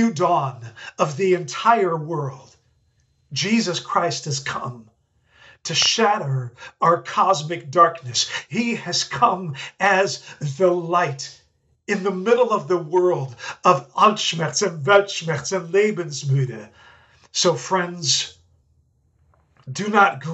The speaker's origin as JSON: {"language": "English", "country": "Netherlands", "tie": "born or raised there", "moved": "yes", "said": "I grew up in the Netherlands, and growing up as a Dutchman"}